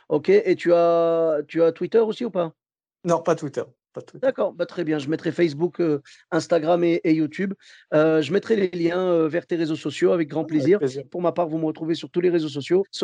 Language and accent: French; Bordeaux, Nouvelle-Aquitaine, France; Ben, moi, comme je venais de Bordeaux